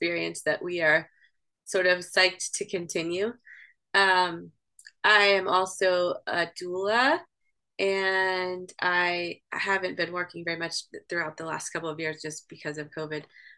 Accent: Houston, Texas, United States; first language English; moved away as an adult; also born or lived in Italy / Spain; now in Vermont, United States; Growing up in Texas, I was always exposed to Spanish.

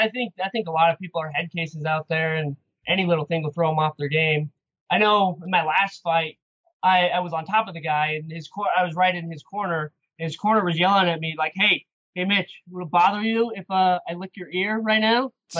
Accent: Idaho, United States; moved away as an adult; now in Salt Lake City, United States; I'm from Idaho. I was fighting out of Idaho for a few years

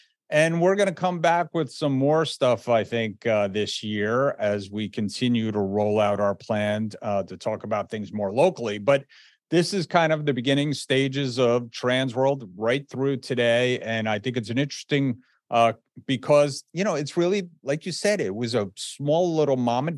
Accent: Indiana, United States; I'm from Indiana.

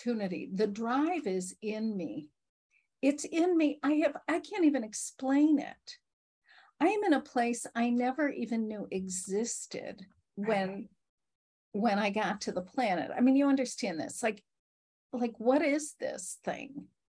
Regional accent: Chicago, Illinois, United States; I'm from Chicago

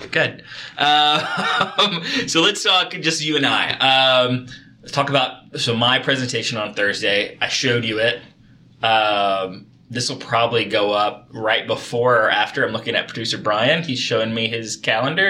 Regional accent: Kentucky, United States; both of us growing up in Kentucky

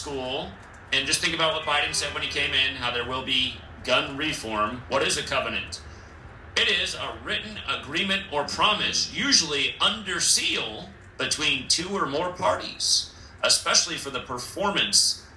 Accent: Washington, United States; here in my home state, Washington State

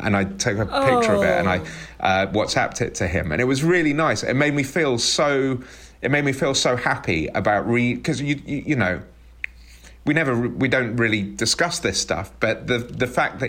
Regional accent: United Kingdom; We're quite British, actually, especially Teddy.

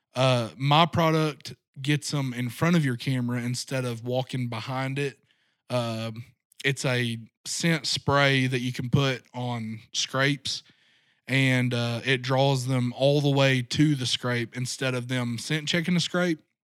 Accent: Rogers, Arkansas, United States; grew up right here in Northwest Arkansas. Uh, my dad grew up in South Arkansas, but we moved up here when I was a year old. So, my entire growing up has been right here, uh, Rogers area

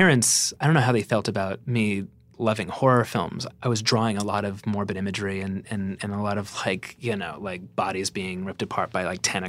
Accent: Santa Fe, New Mexico, United States; also born or lived in New York, United States / Chester, United Kingdom; I was born in New York and I was there for the first, few years of my life and then moved to Chester, England for a few years with my family. And then I spent most of my adolescence in Santa Fe, New Mexico.

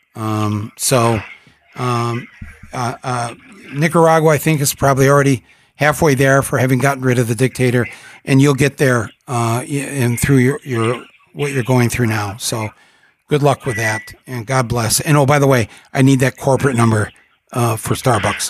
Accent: United States; an American, as part of a country, sadly, that supported the old dictator

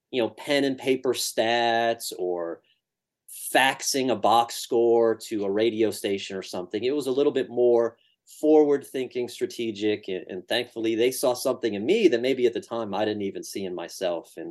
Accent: Rochester, New York, United States; also born or lived in Syracuse, New York; my hometown, Rochester, New York

